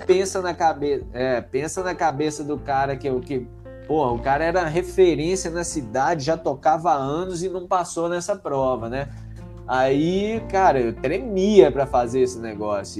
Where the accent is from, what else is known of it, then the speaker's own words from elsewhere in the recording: Conselheiro Lafaiete, Minas Gerais, Brazil; also born or lived in Belo Horizonte; now in São Paulo, Brazil; sou de Conselheiro Lafayette, e aí, é, né, no interior de Minas ali, é uns 100 quilômetros de BH